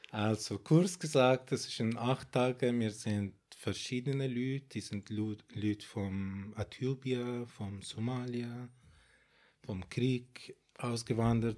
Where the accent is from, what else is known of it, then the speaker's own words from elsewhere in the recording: Baghdad, Baghdad Governorate, Iraq; German is a second language; moved away as an adult; now in Switzerland; Also ich bin in Bagdad geboren